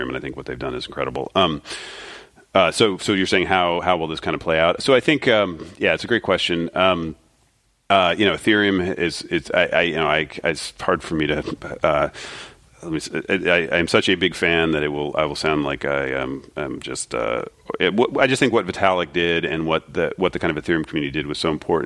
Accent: Springfield, Ohio, United States; I'm from Ohio, Springfield, Ohio

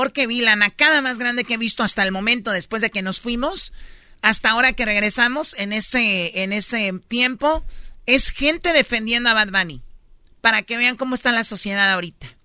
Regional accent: Jalisco, Mexico; Es mi tradición, soy de Jalisco, soy de Los Altos, siempre fui escaramuza desde niña

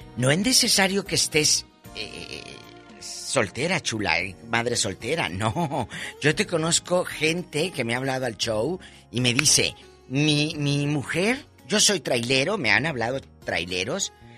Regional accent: Matamoros, Tamaulipas, Mexico; moved away; Hace muchos años que empecé en este negocio de la radio, en mi tierra, Matamoros, Tamaulipas

